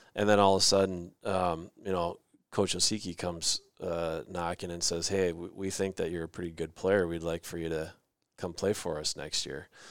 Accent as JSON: {"language": "English", "town": "Rochester", "region": "Minnesota", "country": "United States", "tie": "born or raised there", "said": "kid growing up in Rochester, that that's kinda the team, right? That's the only team that's ever won a state championship out of our town"}